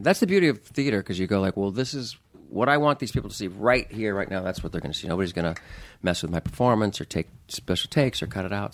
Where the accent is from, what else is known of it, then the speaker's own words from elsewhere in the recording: Anaheim, California, United States; I grew up right near Disneyland in, in, in Anaheim. I grew up in Orange County